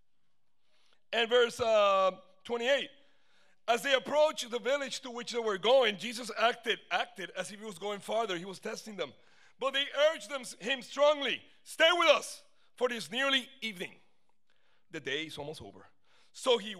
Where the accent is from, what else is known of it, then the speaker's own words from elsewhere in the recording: São Paulo, Brazil; now in Miami, United States; I'm from Sao Paulo, Brazil